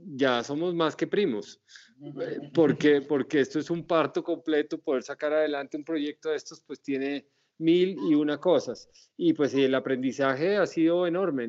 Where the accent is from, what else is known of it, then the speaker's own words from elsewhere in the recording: Pasto, Nariño, Colombia; en mi tierra, porque como sabes yo soy pastuso